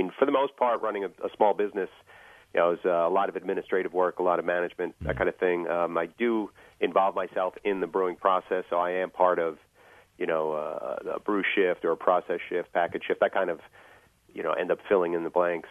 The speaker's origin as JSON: {"language": "English", "town": "New York City", "region": "New York", "country": "United States", "tie": "born or raised there", "also_born_or_lived": "Long Island, New York", "moved": "as an adult", "lives_now": "Garrettsville, United States", "said": "I originate from Queens, New York."}